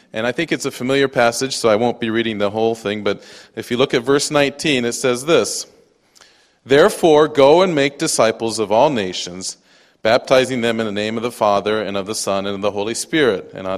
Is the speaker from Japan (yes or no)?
yes; Japan; also born or lived in United States; I'm a missionary kid, and so I grew up in Japan. I speak fluent Japanese. My wife will tell you I'm more Japanese than American.